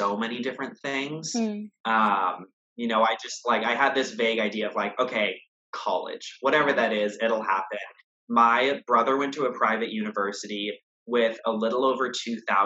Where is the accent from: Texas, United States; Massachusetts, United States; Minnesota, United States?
Texas, United States; moved away as an adult; now in Boston, United States; I was from Texas